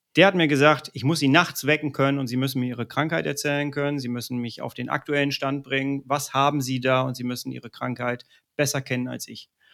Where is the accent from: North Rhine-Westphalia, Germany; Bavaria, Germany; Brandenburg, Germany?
North Rhine-Westphalia, Germany; Ruhr area; ich komme aus dem Ruhrpott, wir sind nicht weit weg voneinander. Du kennst die Mentalität hier im Ruhrpott